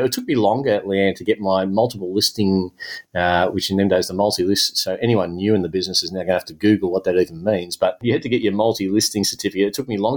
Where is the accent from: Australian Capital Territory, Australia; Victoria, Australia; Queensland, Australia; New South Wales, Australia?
Victoria, Australia; Melbourne; my hometown of Melbourne